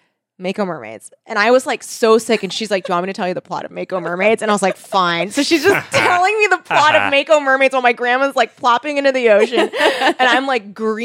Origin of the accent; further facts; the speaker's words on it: California, United States; every time I've gone to Catalina and growing up in South Bay, it's like a thing to do.